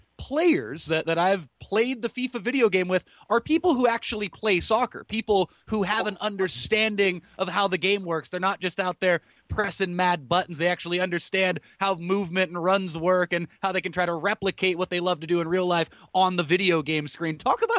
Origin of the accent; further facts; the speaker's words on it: California, United States; growing up in California